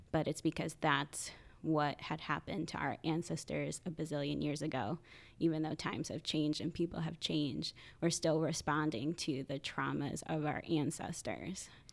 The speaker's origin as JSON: {"language": "English", "town": "Point Pleasant", "region": "New Jersey", "country": "United States", "moved": "yes", "lives_now": "Philadelphia, United States", "said": "I am originally from a small town called Point Pleasant in Sa-, New Jersey"}